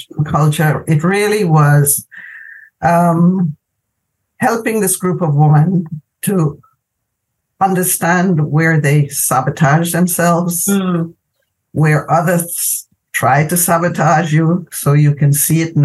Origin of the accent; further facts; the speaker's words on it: Jamaica; moved away as an adult; I'm originally from Jamaica